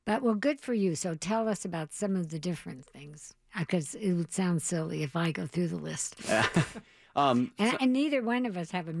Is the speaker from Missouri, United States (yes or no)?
yes; Missouri, United States; I'm from Missouri. And I am.